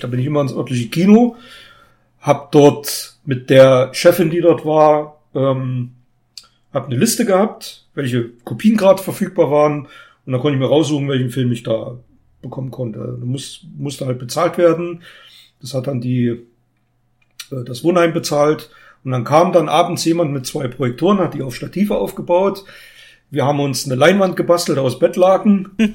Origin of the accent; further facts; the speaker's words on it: Germany; Gera ist nicht unweit von meiner Geburtsstadt